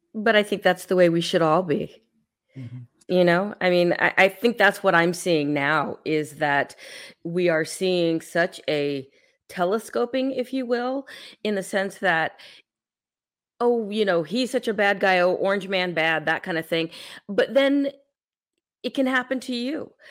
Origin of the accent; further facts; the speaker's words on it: San Francisco, California, United States; moved away as an adult; now in Texas, United States; I was born in San Francisco. I grew up in the, the Bay Area most of my life